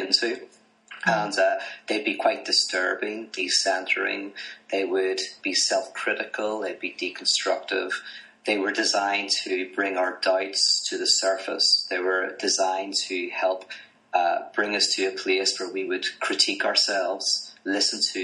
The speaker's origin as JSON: {"language": "English", "town": "Belfast", "region": "Northern Ireland", "country": "United Kingdom", "moved": "as an adult", "lives_now": "United States", "said": "I'm from Belfast, Northern Ireland originally, currently living in America"}